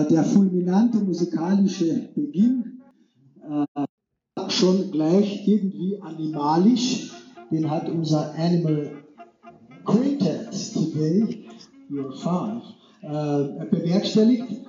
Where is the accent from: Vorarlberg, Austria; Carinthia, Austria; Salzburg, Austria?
Carinthia, Austria; zumal als Kärntner Slowene oder Angehöriger der slowenischen Volksgruppe in Kärnten